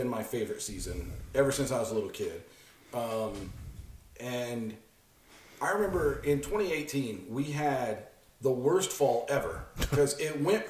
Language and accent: English; Midwest, United States; You and I grew up in the Midwest.